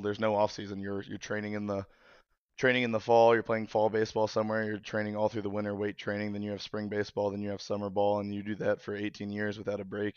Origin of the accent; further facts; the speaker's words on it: Kentucky, United States; moved away; I'm from Kentucky originally